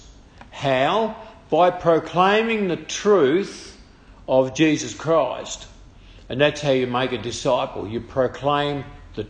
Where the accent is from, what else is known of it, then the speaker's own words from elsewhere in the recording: Tasmania, Australia; now in Maryborough, Australia; I come from Tasmania